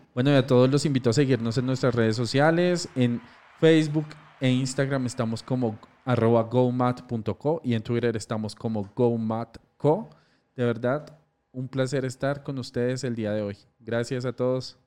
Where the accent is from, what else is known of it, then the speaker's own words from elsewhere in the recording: Colombia; Somos colombianos y acá se notó la berraquera